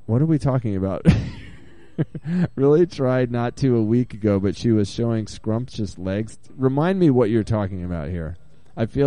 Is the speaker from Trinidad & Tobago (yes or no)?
no; Maine, United States; now in Portland, United States; I grew up in Maine